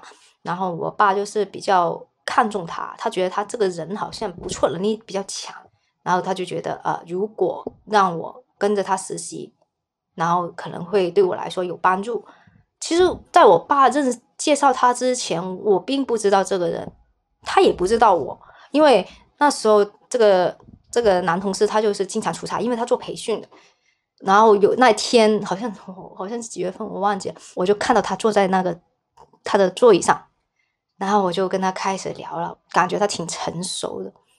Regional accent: Hong Kong; also born or lived in Chaoshan, Guangdong, China; 我是小时候是在广东潮汕那边出生的，然后后面呢，就是差不多在六岁左右，然后就是到香港

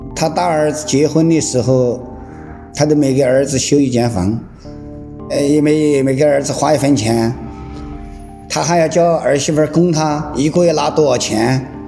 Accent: Zitong, Sichuan, China; moved away as an adult; now in Wuxi, China; 今年五十六，我来自四川梓潼县

